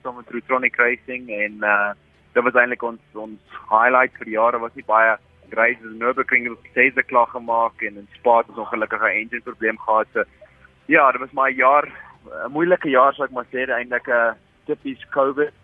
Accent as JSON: {"language": "Afrikaans", "country": "South Africa", "moved": "yes"}